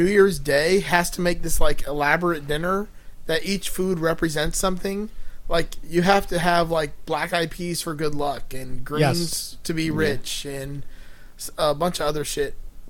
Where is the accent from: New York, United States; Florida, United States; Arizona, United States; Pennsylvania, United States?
Florida, United States; Miami; I'm from Miami.